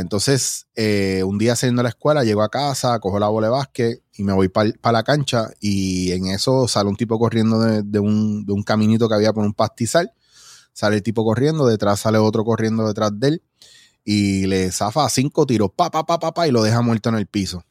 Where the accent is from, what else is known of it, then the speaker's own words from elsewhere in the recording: Mayagüez, Puerto Rico; also born or lived in New York / Ponce / Cabo Rojo / San Germán; cuando yo vengo de Nueva York, bien chiquitito, yo me crio en Ponce. Y fue cuando entré a primero, primero, segundo grado, que entonces ya estaba en Mayagüez